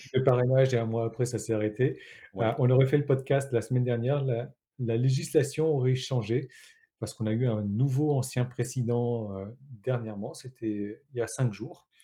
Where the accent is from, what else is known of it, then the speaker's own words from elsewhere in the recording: Réunion; moi je suis français, mais je suis de La Réunion